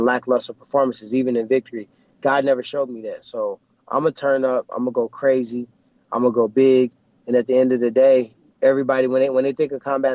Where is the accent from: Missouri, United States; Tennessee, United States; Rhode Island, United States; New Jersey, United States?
Missouri, United States; St. Louis; I'm from St. Louis